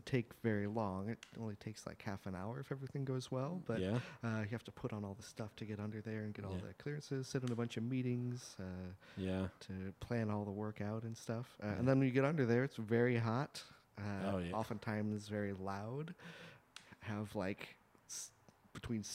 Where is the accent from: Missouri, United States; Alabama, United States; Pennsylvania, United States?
Missouri, United States; St. Louis; moved away as an adult; also born or lived in New Mexico; I lived in St. Louis until I was 18 and then went off to college